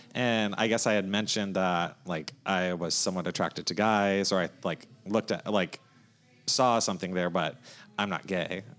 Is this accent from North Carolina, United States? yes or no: no; North Myrtle Beach, South Carolina, United States; I grew up in North Myrtle Beach, South Carolina, so not too far north from here